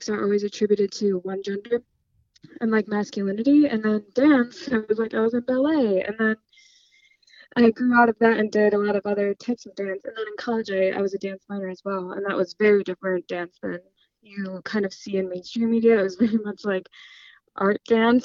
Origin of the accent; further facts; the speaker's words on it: United States; I'm American